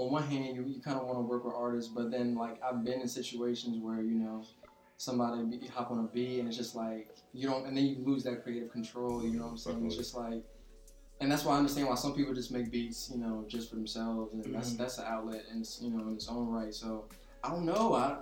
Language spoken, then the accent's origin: English; Maryland, United States; also born or lived in Ghana; I'm from Maryland, but I was born in Ghana, so, you know, I was there for, like, 4 years.